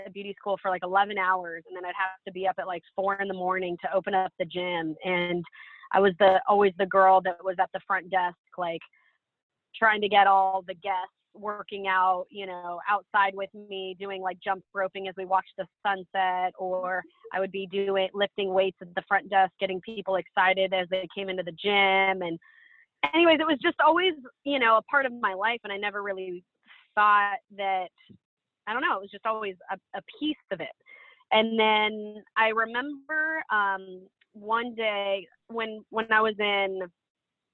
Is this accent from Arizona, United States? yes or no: no; Seattle, Washington, United States; moved away as an adult; also born or lived in California; I'm from Seattle, moved to California